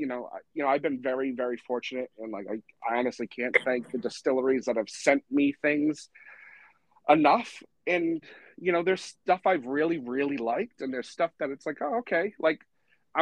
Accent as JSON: {"language": "English", "region": "Massachusetts", "country": "United States", "said": "I'm from Massachusetts"}